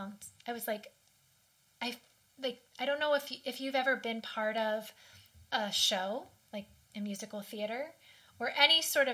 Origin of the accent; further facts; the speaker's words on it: Washington, District of Columbia, United States; I grew up in Washington, the D.C. area